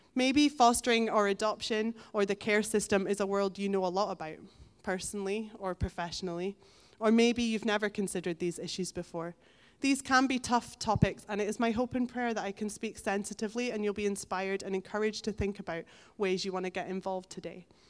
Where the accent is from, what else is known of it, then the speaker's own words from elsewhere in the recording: Elgin, Scotland, United Kingdom; moved away as an adult; now in Stonehaven, United Kingdom; I grew up in Elgin